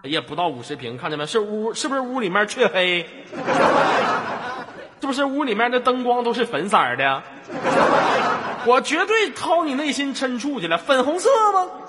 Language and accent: Chinese; Tonghua, Jilin, China; now in Tongliao, China; 我老家通话的，从小在那长大的